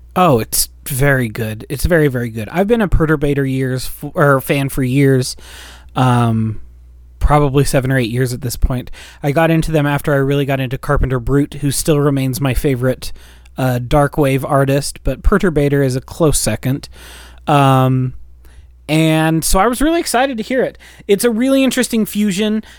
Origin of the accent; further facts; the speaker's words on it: United States; we're American